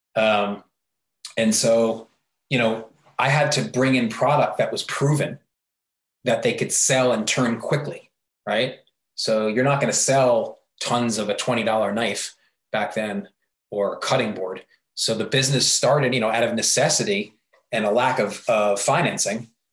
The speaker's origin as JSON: {"language": "English", "area": "New York area", "region": "Northeast", "country": "United States", "moved": "as an adult", "said": "I was from the New York area."}